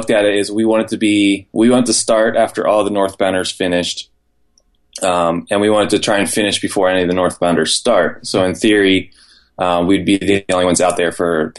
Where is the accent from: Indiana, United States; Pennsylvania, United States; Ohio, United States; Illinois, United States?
Pennsylvania, United States; York; being from York, Pennsylvania.